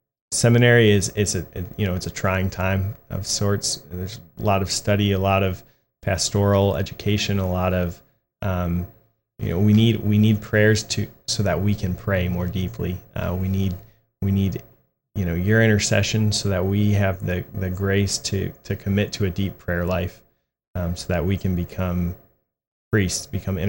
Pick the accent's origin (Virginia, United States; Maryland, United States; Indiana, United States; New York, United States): Virginia, United States; Ashburn; also born or lived in Beaufort, South Carolina / Jacksonville; So I was born in Beaufort, South Carolina. My dad was a Marine Corps pilot. I moved down to Jacksonville and then back to Beaufort. And in fourth grade, I moved up to Ashburn, Virginia, which is in the Diocese of Arlington. And I've lived there ever since.